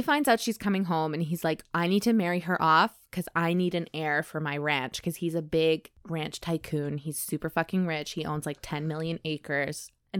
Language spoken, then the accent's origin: English; Savannah, Georgia, United States; I'm from Savannah, Georgia, baby.